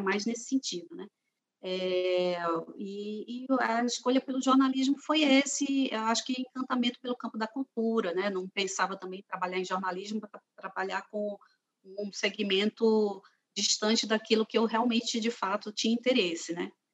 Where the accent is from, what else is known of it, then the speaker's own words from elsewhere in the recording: Fortaleza, Ceará, Brazil; also born or lived in Aracati, Brazil / Rio de Janeiro, Brazil; now in Brasília, Brazil; eu nasci no Ceará, eu nasci é, em Aracati